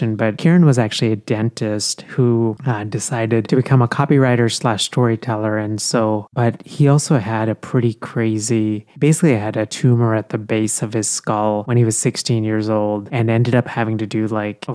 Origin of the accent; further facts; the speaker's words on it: India; now in United States; I was born in India and I grew up in India